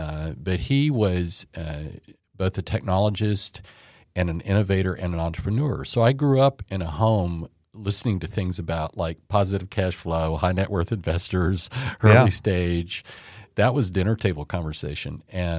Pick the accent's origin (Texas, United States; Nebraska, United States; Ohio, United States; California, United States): Texas, United States; Dallas; Pretty much. Yeah. My family moved here in 1959.